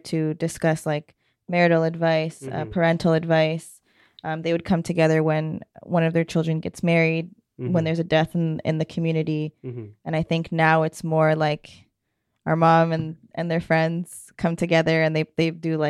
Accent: Canada; being born and raised in Canada

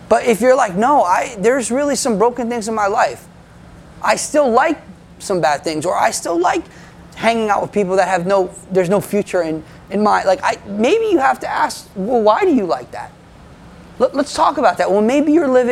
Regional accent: United States; I'm American

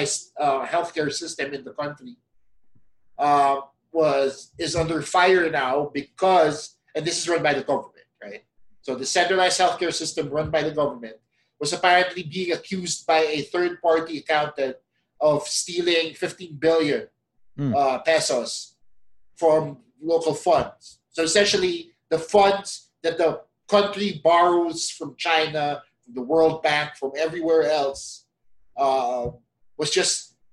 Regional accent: Philippines

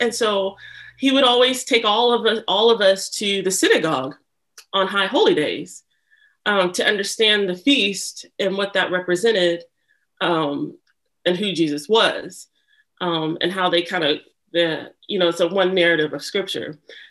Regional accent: Lawrence, Kansas, United States; born there; Yeah, so I was born in Lawrence, Kansas

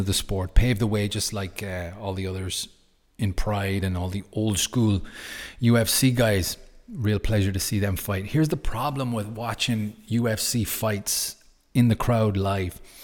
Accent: Ireland; I'm Irish.

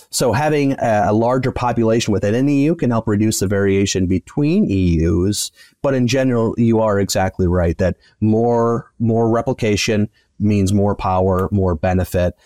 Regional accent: West Michigan, United States; moved away as an adult; now in Kansas, United States; I grew up in West Michigan on a small family farm and then came out to Kansas State

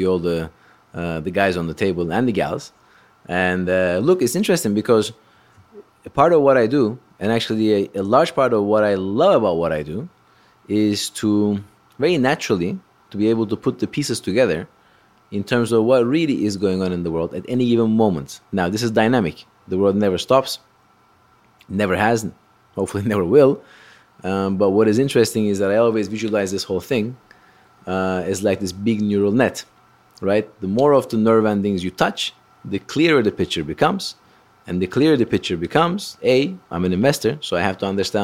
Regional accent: Istanbul, Turkey; moved away; my hometown of Istanbul

